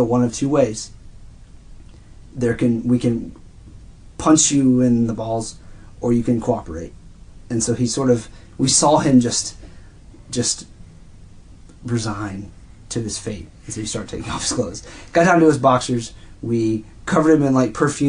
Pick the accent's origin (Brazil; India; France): France; moved away; I grew up in France